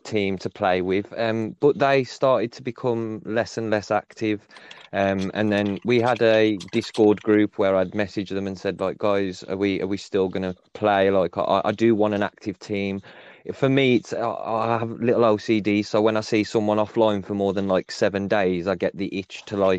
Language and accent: English; England, United Kingdom; obviously I'm from England, so it's different.